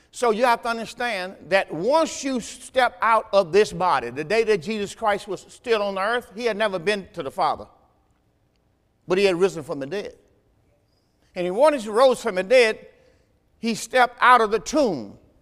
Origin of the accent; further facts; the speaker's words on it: the South, United States; I'm from the South